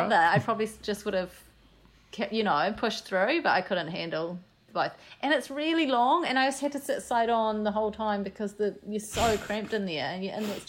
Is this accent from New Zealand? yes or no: yes; New Zealand; I'm from New Zealand.